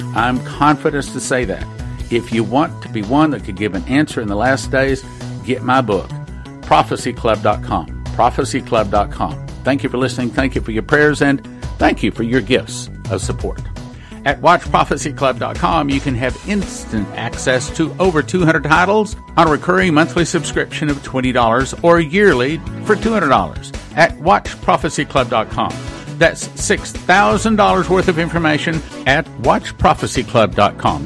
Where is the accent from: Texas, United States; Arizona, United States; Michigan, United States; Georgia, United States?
Texas, United States; I'm from Texas